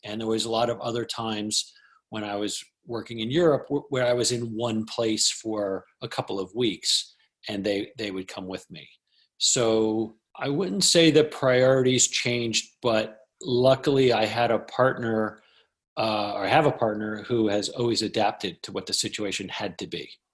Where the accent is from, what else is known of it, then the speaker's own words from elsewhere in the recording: New Jersey, United States; also born or lived in Hoboken, New Jersey; I'm a guy from Jersey